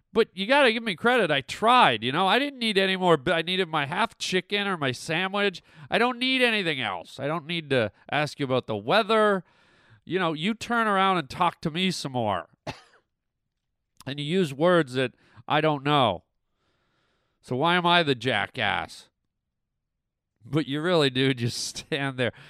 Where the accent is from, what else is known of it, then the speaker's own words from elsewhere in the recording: Canada; moved away; also born or lived in Germany; I grew up in Canada